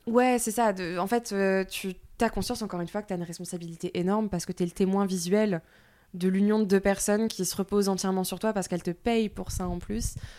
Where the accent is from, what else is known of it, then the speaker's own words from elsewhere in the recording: southern France, France; accent: du sud; J'ai l'accent du sud qui est revenu